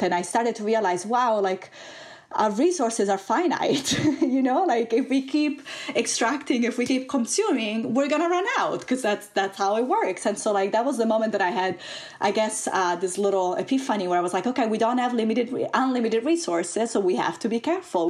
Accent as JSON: {"language": "English", "country": "Italy", "also_born_or_lived": "California, United States", "moved": "as an adult", "said": "I am originally from Italy"}